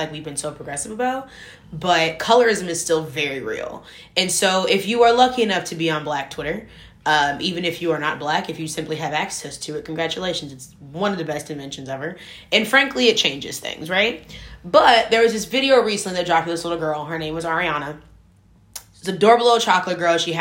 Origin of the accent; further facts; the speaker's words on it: Shaker Heights, Ohio, United States; I grew up in Shaker Heights, Ohio.